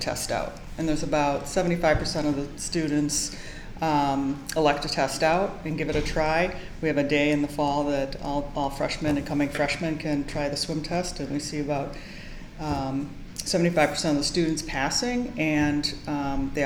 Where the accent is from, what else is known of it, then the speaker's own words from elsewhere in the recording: Madison, Wisconsin, United States; moved away as an adult; also born or lived in Minnesota / Oxford, Ohio; now in Boston, United States; I grew up in Madison, Wisconsin, went to Minnesota and the Twin City campus and did my undergrad in physical education